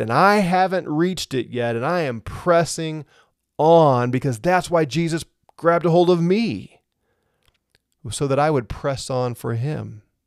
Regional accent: St. Louis, Missouri, United States; now in Colorado, United States; I'm from Saint Louis

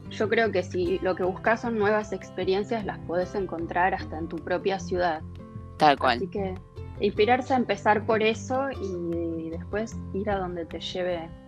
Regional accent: Buenos Aires, Argentina; born there; Nosotros cuando yo nací en Capital, pero me mudé varias veces durante mi infancia pero uno de mis mejores recuerdos de vivir en la ciudad de Buenos Aires era

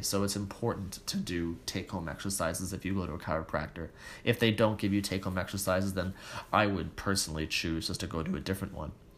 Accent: Toronto, Ontario, Canada; I was born and raised in Toronto so I don't have that same accent

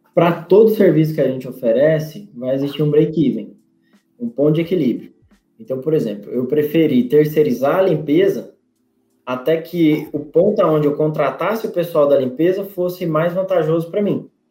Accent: Goiás, Brazil; also born or lived in Rio Grande do Norte; now in Natal, Brazil; Eu sou goiano, mas eu moro aqui no estado há 20 anos

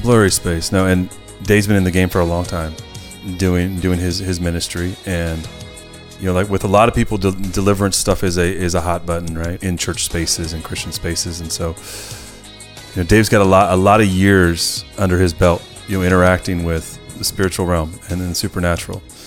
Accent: Chico, California, United States; I grew up in Chico

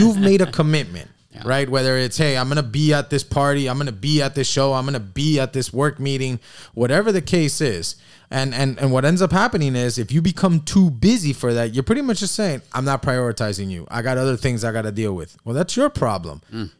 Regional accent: Miami Beach, Florida, United States; I grew up here on South Beach.

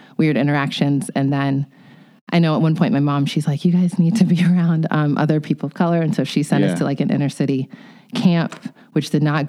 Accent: United States; My parents are Nigerians, and I was born here in the United States

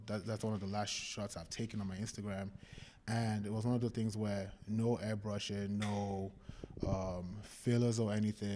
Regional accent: Nigeria; moved away as an adult; also born or lived in London / Kansas / California; now in United States; I was born in London, grew up in Nigeria

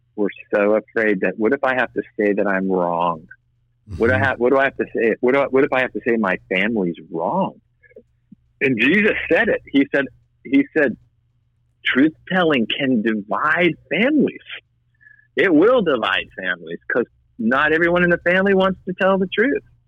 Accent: Boston, Massachusetts, United States; I'm white Irish Catholic from Boston

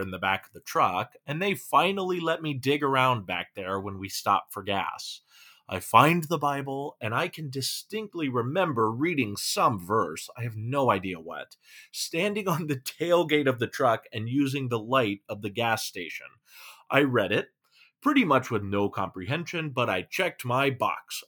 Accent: California, United States; now in Minnesota, United States; I'm from California

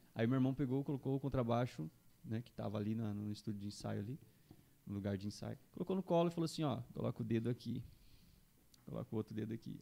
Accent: Juína, Mato Grosso, Brazil; now in Campo Grande, Brazil; eu sou de Juína, né? Mato Grosso, interiorzão oh. lá, Mato Grosso

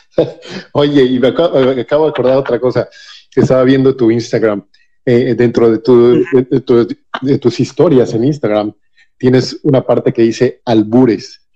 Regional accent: Mexico City, Mexico; yo soy de la Ciudad de México

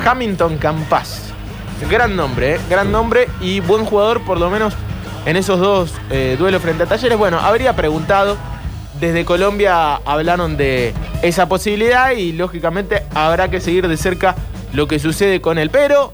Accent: Argentina; somos argentinos

